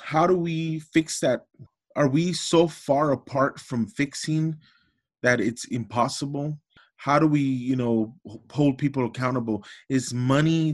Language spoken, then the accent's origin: English; Los Angeles, California, United States; I grew up in Los Angeles in the projects.